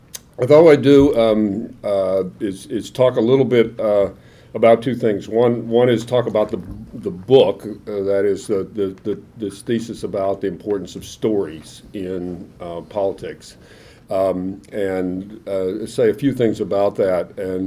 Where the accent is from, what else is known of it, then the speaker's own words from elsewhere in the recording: Atlanta, Georgia, United States; moved away as an adult; I'm from Atlanta, I grew up there